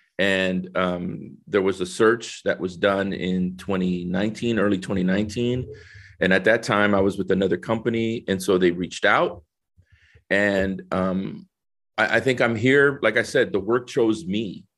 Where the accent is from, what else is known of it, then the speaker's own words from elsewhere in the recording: San Salvador, El Salvador; moved away; I think originally I'm from San Salvador, El Salvador, right? Came in 1969 to New Orleans.